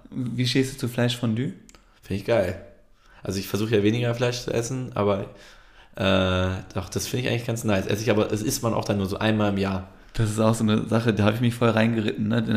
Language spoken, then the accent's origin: German; Turkey; now in Germany; Ja, aber als Türke hast du irgendwie gar kein Fest, was du krass abfeiern kannst.